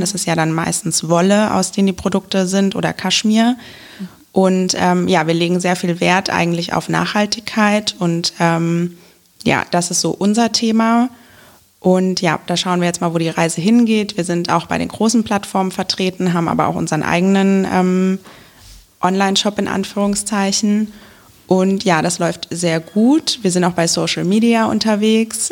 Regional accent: Wiesbaden, Hesse, Germany; Ich ähm, bin nämlich in Wiesbaden geboren und ähm, habe immer in Wiesbaden gewohnt

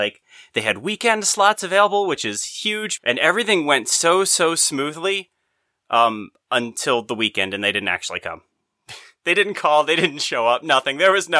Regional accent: East Coast, United States; I'm from the East Coast.

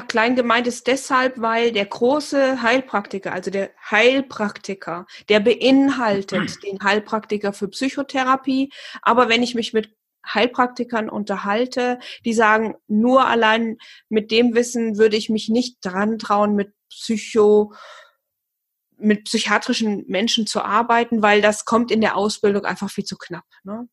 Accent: near Fulda, Hesse, Germany; Ich komme aus dem schönen Hessen und zwar äh, aus der Nähe von Fulda

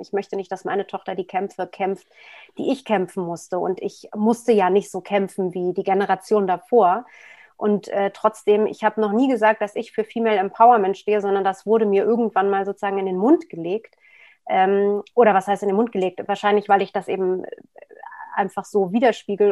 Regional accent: Berlin, Germany; ich bin in West-Berlin geboren. Ähm, was wie eine Insel damals war

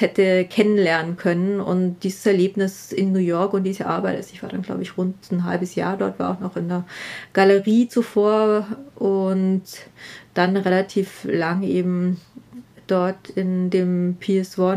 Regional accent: Southern Germany, Germany; moved away as an adult; now in Vienna, Austria; ich bin aus Süddeutschland

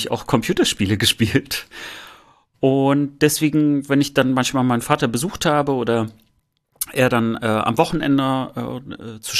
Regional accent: East Germany, Germany; Und ich, ich glaube auch, dass wir dort als, als Ostdeutsche in der Tat ein bisschen lange Zeit einfach hinterherhinken.

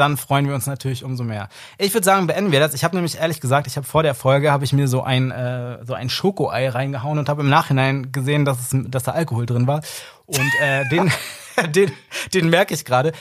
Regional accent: Berlin, Germany; ich bin ja in Berlin und Umgebung aufgewachsen

